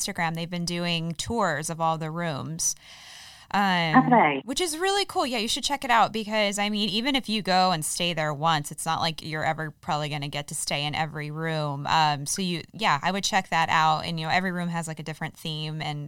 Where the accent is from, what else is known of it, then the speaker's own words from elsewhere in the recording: East Coast, United States; now in Fresno, United States; growing up on the East Coast, we have diners everywhere